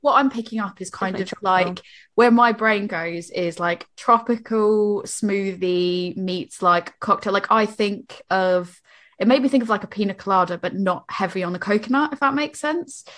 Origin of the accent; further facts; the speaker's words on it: Boston, Massachusetts, United States; moved away; I'm from Boston